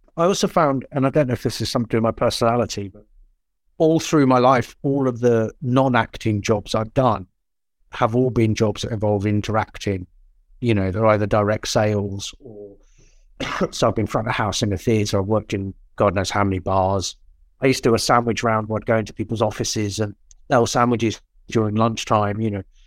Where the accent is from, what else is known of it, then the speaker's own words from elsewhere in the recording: Portsmouth, South East England, United Kingdom; born, well, not born, but I was brought up in Portsmouth my whole school life